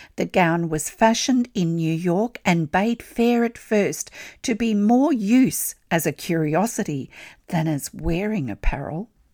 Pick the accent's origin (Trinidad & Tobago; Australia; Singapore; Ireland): Australia; I'm an Australian textile artist